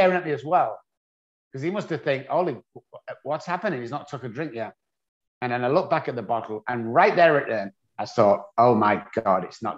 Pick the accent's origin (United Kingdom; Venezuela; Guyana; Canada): United Kingdom; England; moved away; I grew up on a council estate in England